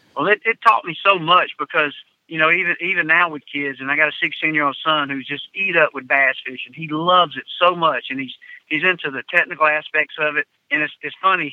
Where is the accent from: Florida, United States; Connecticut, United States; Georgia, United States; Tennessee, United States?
Georgia, United States; growing up in Georgia